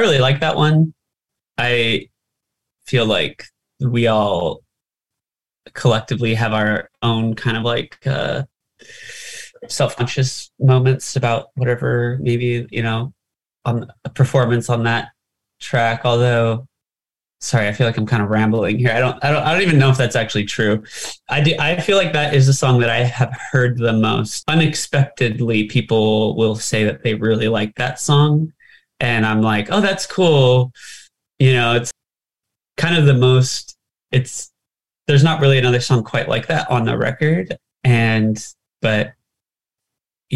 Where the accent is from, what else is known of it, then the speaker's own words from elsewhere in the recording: California, United States; growing up in California.